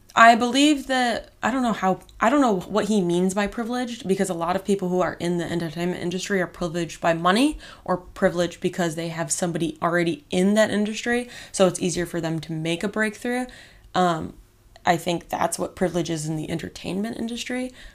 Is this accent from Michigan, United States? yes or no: yes; Michigan, United States; also born or lived in Las Vegas, Nevada / Illinois / Arizona; now in Los Angeles, United States; I moved to Michigan, so I was pretty much raised there my whole life